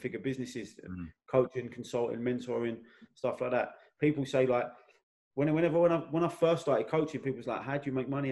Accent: London, United Kingdom; also born or lived in Blackheath, London; I'm from Elephant and Castle originally, like, and my mum moved to Blackheath. I was at my nan's all the time.

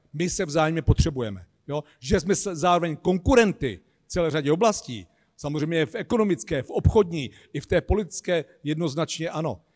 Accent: Czechia; my Češi

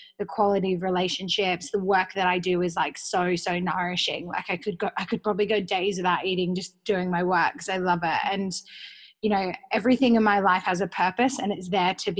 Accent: Perth, Western Australia, Australia; also born or lived in Sydney; I'm from Perth, everything's super insular.

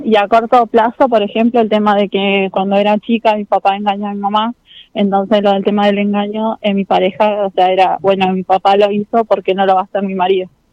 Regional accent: General Roca, Río Negro, Argentina; de General Roca

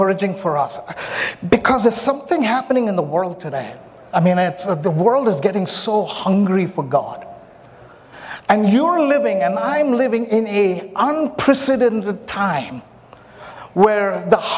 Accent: India; also born or lived in Myanmar; I'm an Indian, I'm very soulish, and I don't apologize, I'm an Indian

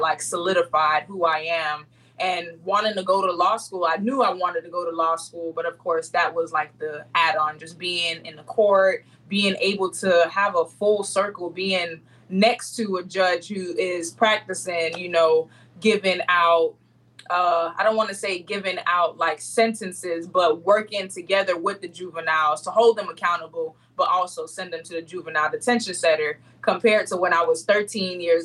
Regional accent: Broward County, Florida, United States; I'm from Broward County, Florida.

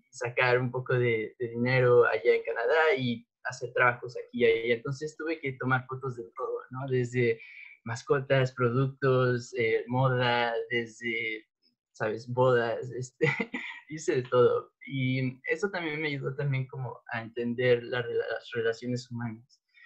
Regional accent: State of Mexico, Mexico; pues yo nací en la Ciudad de México, em, pero crecí en el Estado de México

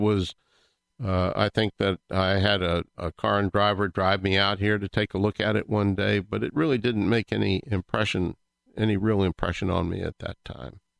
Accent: Virginia, United States; moved away; I come originally from the Commonwealth of Virginia

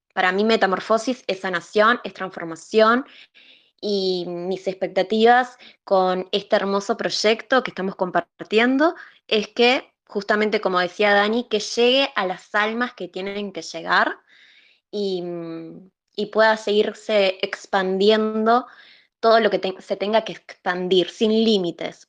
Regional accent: Uruguay; soy de Uruguay y también soy terapeuta

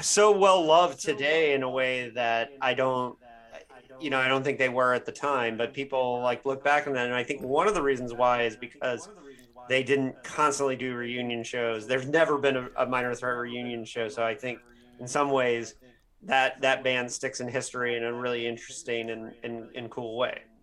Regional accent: Midwest, United States; growing up in the Midwest

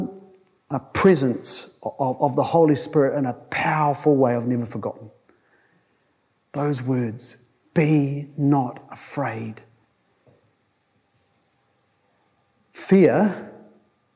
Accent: Tokoroa, Waikato, New Zealand; I went there as a 15-year-old from Tokoroa, an even better place

